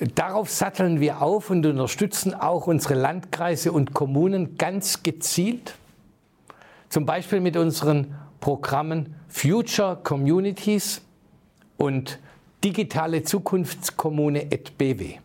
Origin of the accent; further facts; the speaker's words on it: Heilbronn, Baden-Württemberg, Germany; in meiner Heimatstadt Heilbronn